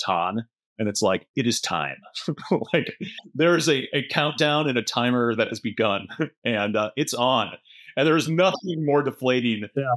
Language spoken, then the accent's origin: English; Midwest, United States; Fellow Midwesterner